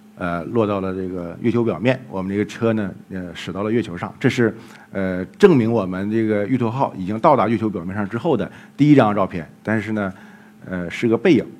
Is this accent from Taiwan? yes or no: no; Jilin, China; moved away; 后来我们又到了吉林，也是我的家乡